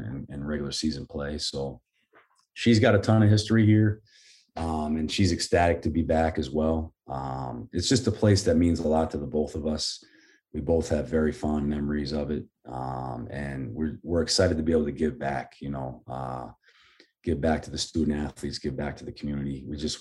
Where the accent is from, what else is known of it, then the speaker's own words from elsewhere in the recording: Portland, Maine, United States; coming from here, growing up in the Portland area